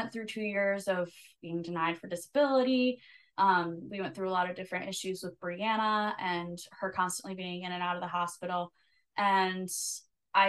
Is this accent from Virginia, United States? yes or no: no; South Haven, Michigan, United States; also born or lived in Nashville; So I moved back home and I actually, our vice president, he owns a bar up here in South Haven, Michigan, right by the lake. It's beautiful. And I played there all the time in high school and then college.